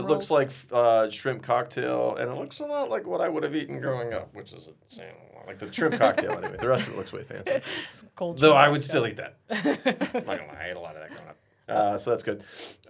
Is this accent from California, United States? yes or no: no; South Central Minnesota, United States; now in Denver, United States; Well, I'm from Minnesota, so I get it. Yeah, so South Central Minnesota.